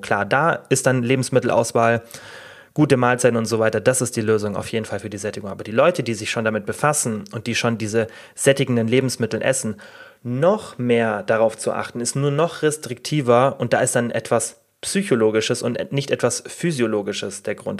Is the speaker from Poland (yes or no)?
no; Germany; bei uns in Deutschland